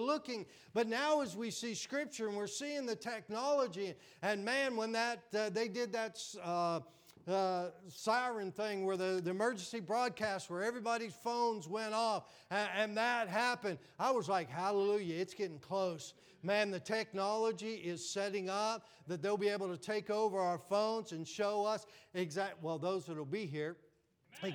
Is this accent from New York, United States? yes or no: no; Pennsylvania and Western Virginia, United States; accent: Western Pennsylvania; moved away as an adult; also born or lived in Florida; I grew up in Pennsylvania and Western VA